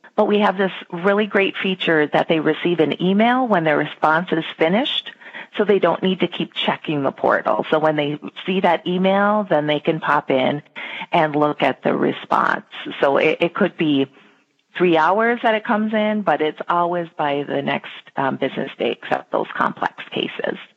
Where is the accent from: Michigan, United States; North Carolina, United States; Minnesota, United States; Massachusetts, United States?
Minnesota, United States; I live in Minnesota with my husband and two boys, and I have lived here my entire life